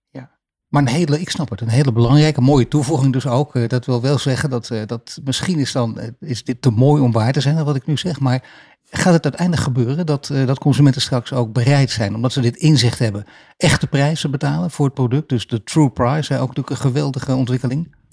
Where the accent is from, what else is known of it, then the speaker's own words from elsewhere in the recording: Netherlands; wij Nederlanders